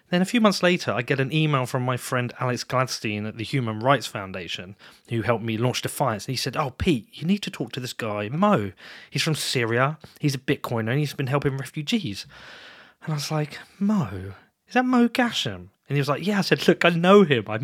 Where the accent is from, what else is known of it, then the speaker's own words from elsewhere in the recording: Bedford, East of England, United Kingdom; but you knew I was from Bedford already.